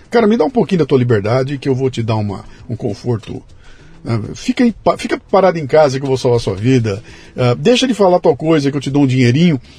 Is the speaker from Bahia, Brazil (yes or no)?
yes; Bahia, Brazil; Ah, eu sou da Bahia.